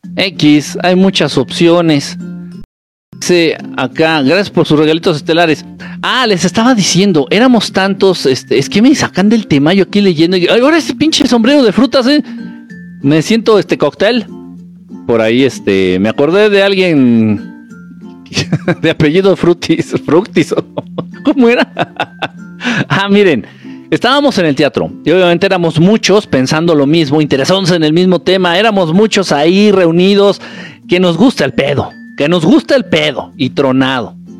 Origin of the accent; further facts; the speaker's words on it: Guerrero, Mexico; now in Mexico City, Mexico; Yo soy de Guerrero, pero ahorita estoy acá en el centro, en la Ciudad de México